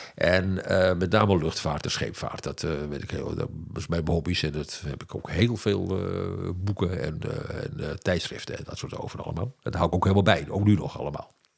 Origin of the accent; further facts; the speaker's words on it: Amsterdam, North Holland, Netherlands; mij in oktober 44 in Amsterdam hè, op de wereld bracht